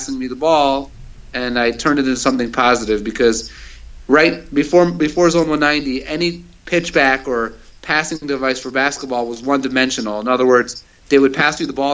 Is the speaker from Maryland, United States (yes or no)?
yes; Baltimore, Maryland, United States; moved away as an adult; also born or lived in Israel; I grew up in Baltimore, Maryland